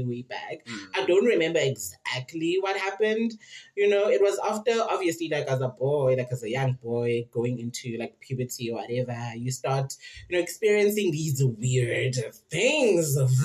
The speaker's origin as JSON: {"language": "English", "town": "Queenstown", "region": "Eastern Cape", "country": "South Africa", "tie": "born or raised there", "said": "in Queenstown, my hometown."}